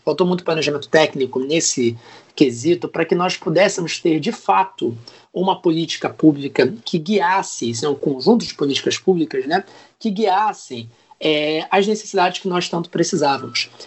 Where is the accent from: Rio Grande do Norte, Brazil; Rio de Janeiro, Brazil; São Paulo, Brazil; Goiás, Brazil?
Rio de Janeiro, Brazil; São Gonçalo; sou de São Gonçalo, no Rio de Janeiro